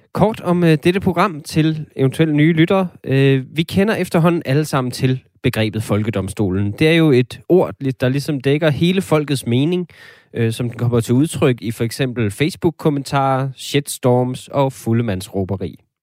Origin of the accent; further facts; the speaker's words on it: Denmark; som danskere